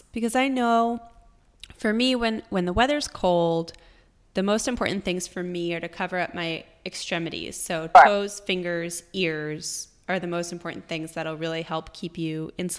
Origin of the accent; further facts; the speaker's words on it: New York, United States; now in Austin, United States; I came from New York and I used to run, you know, training through winter was tough